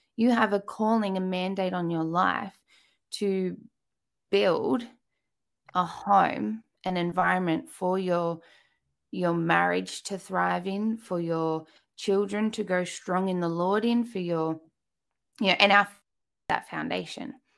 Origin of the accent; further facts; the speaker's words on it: Australia; accent: Australian; by my accent, you can tell I am in Australia